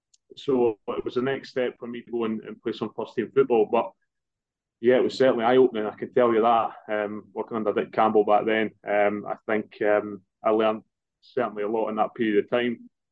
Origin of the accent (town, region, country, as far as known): Forfar, Scotland, United Kingdom; born or raised there